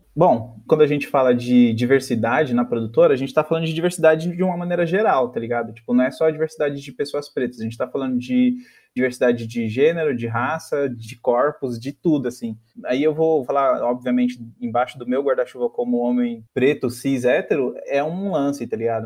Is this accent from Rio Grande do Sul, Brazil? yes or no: no; São Paulo, Brazil; eu sou do Sapopemba